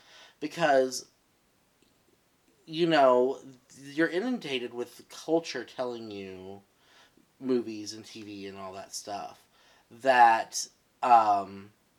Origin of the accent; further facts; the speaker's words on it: Texas, United States; growing up in Texas